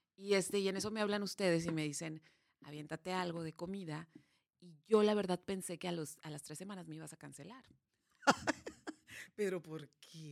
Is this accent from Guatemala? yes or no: no; Mexicali, Baja California, Mexico; nací en Mexicali